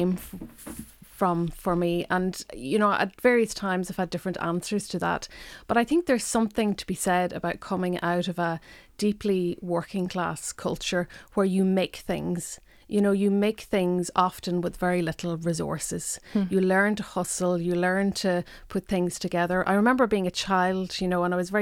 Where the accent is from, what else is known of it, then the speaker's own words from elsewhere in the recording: Donegal Gaeltacht, Ulster, Ireland; first language Irish; English is a second language; moved away as an adult; also born or lived in Dublin; I grew up in the Donegal Gaeltacht. Irish was my first language.